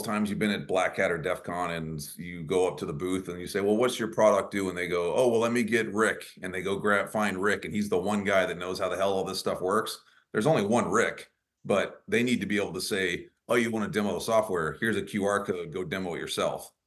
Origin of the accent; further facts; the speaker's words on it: near Dallas, Texas, United States; that's near my hometown